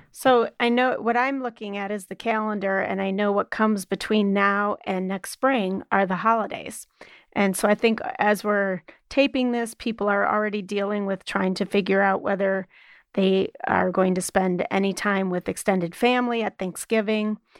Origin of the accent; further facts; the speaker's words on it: Wisconsin, United States; now in Illinois, United States; my home state of Wisconsin